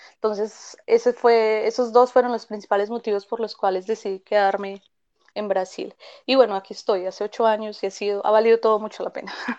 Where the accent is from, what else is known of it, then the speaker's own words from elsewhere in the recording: Medellín, Antioquia, Colombia; moved away as an adult; now in Belo Horizonte, Brazil; nací en Medellín, viví allí toda mi vida